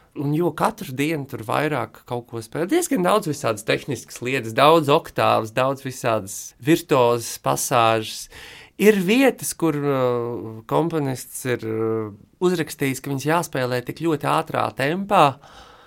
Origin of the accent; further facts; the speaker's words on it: Latvia; moved away; tā ir mana, mana dzimtene